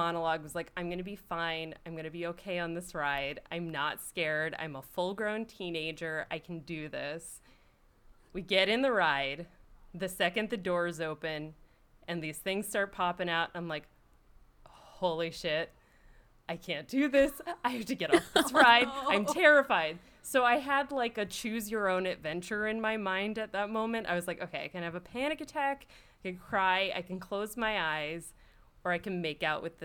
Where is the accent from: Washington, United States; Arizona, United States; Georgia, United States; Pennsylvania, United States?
Pennsylvania, United States; Philadelphia; I grew up in Philly on the East Coast, you know, that Philly, the Philadelphia on the East Coast.